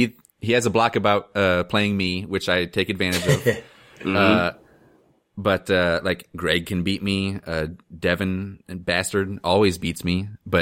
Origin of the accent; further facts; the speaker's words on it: Columbus, Ohio, United States; Like, I'm from Columbus where people, you know, they have a little bit of class.